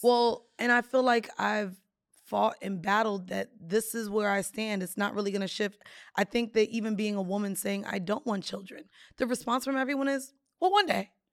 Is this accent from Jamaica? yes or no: yes; Jamaica; I'm Jamaican